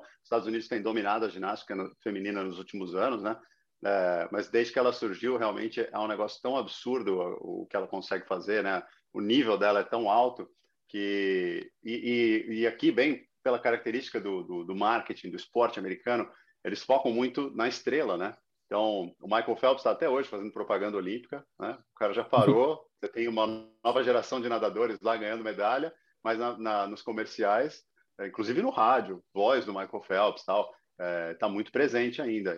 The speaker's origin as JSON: {"language": "Portuguese", "country": "Brazil", "moved": "yes", "lives_now": "Miami, United States", "said": "sou brasileiro"}